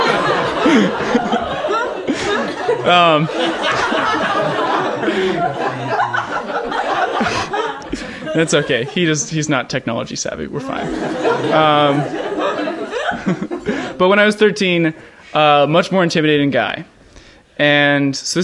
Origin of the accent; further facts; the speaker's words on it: Pittsburgh, Pennsylvania, United States; now in San Francisco Bay Area, United States; I grew up in Pittsburgh